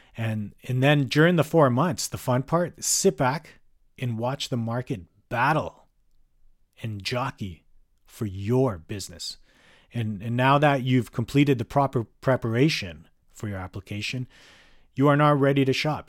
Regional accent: Calgary, Alberta, Canada; now in North Vancouver, Canada; was born and raised in Calgary for much of my life

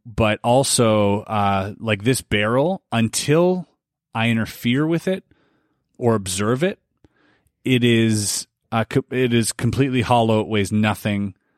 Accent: Canada; we are Canadian and we have, uh, leaders here

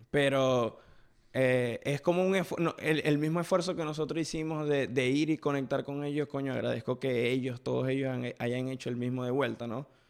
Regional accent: Venezuela; now in United States; por primera vez desde que estoy en Estados Unidos, pude hablar con alguien de la ciudad de donde yo vengo

